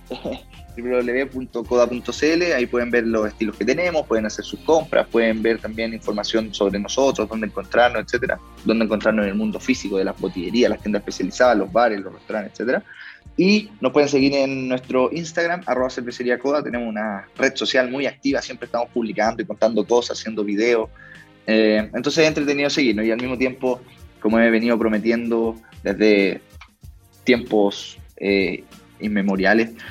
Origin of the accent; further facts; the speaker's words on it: Chile; uno de los principales temas que vamos a estar viendo como sociedad, como sociedad chilena, sea donde sea que estemos viviendo, haciendo nuestra vida en, Chile